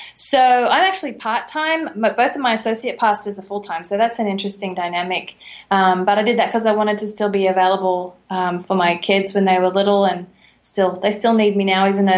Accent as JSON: {"language": "English", "town": "Brisbane", "region": "Queensland", "country": "Australia", "said": "I am from Brisbane, and you do not say Brisbane."}